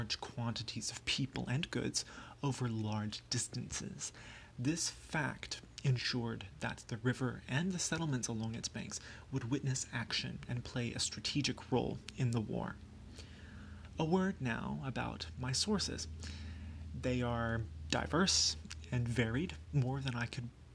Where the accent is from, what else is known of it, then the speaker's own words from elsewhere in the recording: Florence, Alabama, United States; Florence, my hometown, is on the north side in Lauderdale County